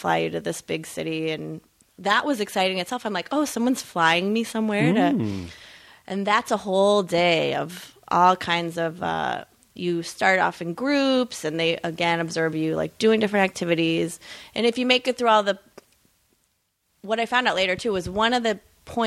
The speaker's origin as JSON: {"language": "English", "region": "Midwest", "country": "United States", "said": "I'm from the Midwest"}